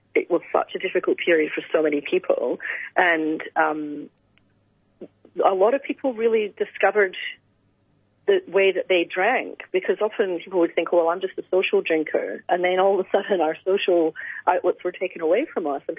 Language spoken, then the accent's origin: English; Scotland, United Kingdom; since I was basically a teenager growing up in Scotland